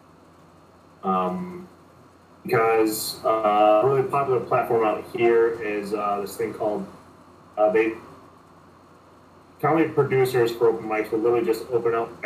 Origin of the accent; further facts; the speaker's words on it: Wisconsin, United States; moved away as an adult; also born or lived in Chicago, United States; now in Los Angeles, United States; born and raised in Wisconsin